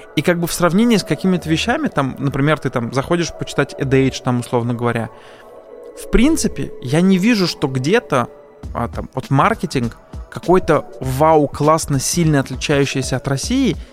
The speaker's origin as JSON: {"language": "Russian", "country": "Azerbaijan", "said": "я поскольку сам азербайджанец"}